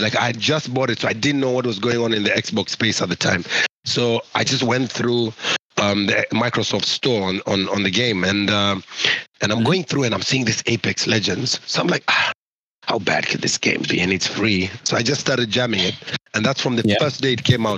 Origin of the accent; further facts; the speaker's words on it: Kenya; I'm from Kenya